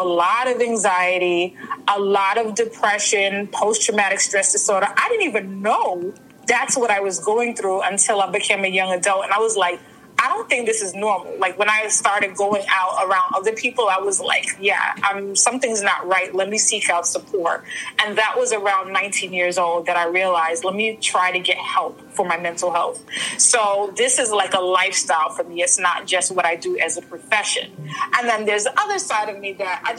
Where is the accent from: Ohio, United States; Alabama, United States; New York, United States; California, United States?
New York, United States; New York City; also born or lived in Saint Vincent and the Grenadines; I was born in St. Vincent, raised in Brooklyn